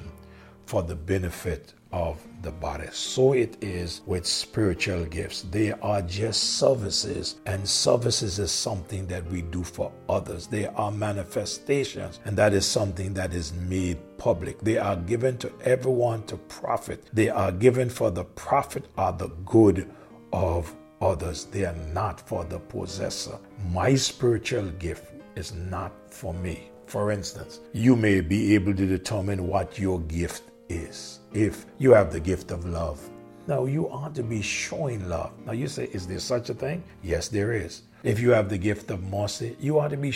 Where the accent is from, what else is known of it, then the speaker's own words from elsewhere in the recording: Angola; moved away; I am from Angola, but God has chosen for me to be here, to serve here on this island.